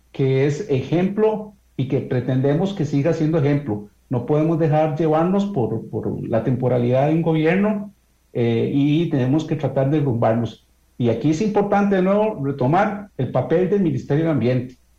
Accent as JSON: {"language": "Spanish", "country": "Costa Rica", "said": "nosotros como costarricenses"}